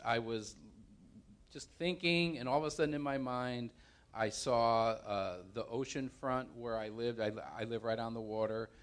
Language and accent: English; New Haven, Connecticut, United States; moved away as an adult; also born or lived in California; I grew up in New Haven, and I became a Christian in New Haven, um, moved to California when I was twenty-five